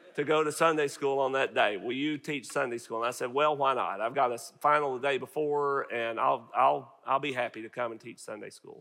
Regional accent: Northeast Arkansas, United States; moved away as an adult; now in Farmersville, United States; I grew up in Northeast Arkansas

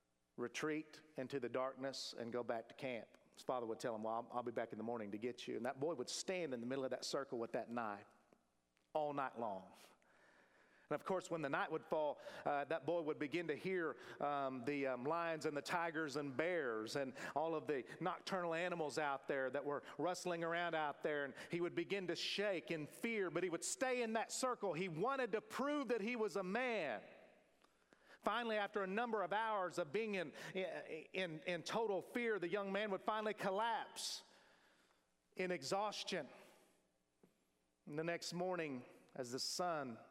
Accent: Oklahoma, United States; moved away; my home state

